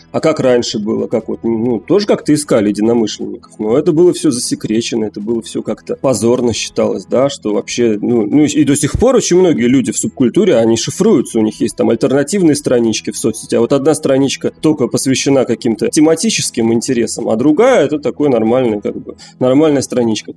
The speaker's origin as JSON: {"language": "Russian", "region": "Moscow", "country": "Russia", "tie": "born or raised there", "moved": "as an adult", "lives_now": "Haifa, Israel", "said": "Живу в Хайфе. Это такой город на севере Израиля. Последние три года уже здесь живу, а родился в Москве"}